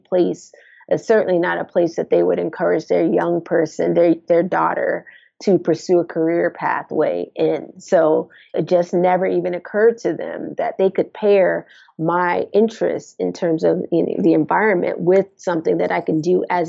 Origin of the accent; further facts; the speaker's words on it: Jersey City, New Jersey, United States; We grew up in Jersey City, New Jersey, and we lived in a brownstone